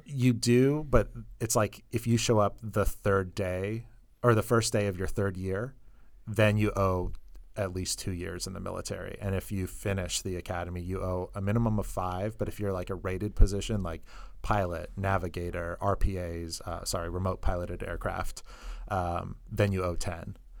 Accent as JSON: {"language": "English", "region": "Northern California", "country": "United States", "tie": "born or raised there", "also_born_or_lived": "Colorado", "moved": "as an adult", "said": "I'm originally from Northern California."}